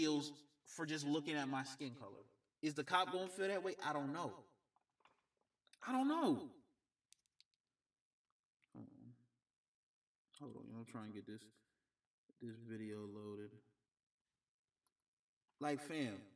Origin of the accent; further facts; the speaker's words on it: Georgia, United States; my home state of Georgia